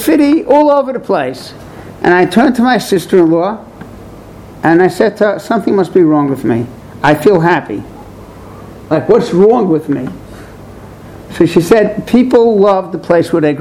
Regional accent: New York City, New York, United States; I'm from Borough Park, that's why it's flat bushes, the wrong side of McDonald Avenue

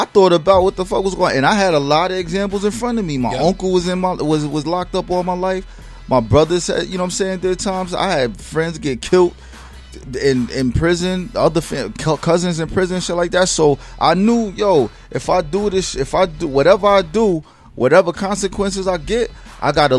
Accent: Newburgh, New York, United States; I grew up in Newburgh, New York

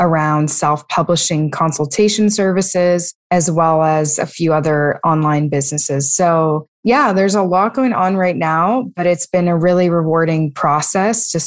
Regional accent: Halifax, Nova Scotia, Canada; I am from Halifax, Nova Scotia, which is in Canada.

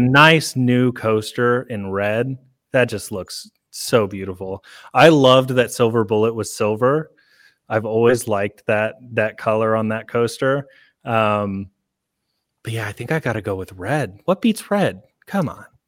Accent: Oklahoma, United States; now in Alabama, United States; I'm from Oklahoma

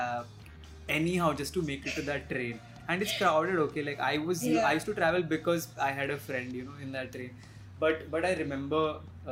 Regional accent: Mumbai, Maharashtra, India; I'm from Bombay

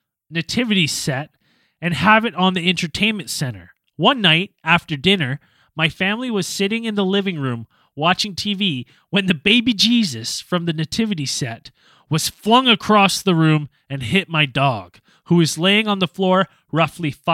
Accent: West Kelowna, British Columbia, Canada; my parents' home that I grew up in West Kelowna there

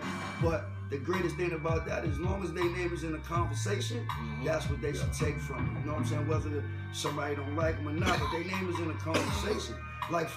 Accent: New York City, New York, United States; also born or lived in Baton Rouge; I grew up in Queensbridge

